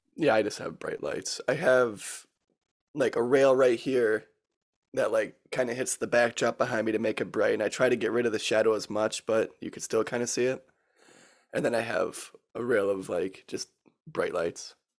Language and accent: English; Michigan, United States; I might be biased about my home state, but it's pretty cool here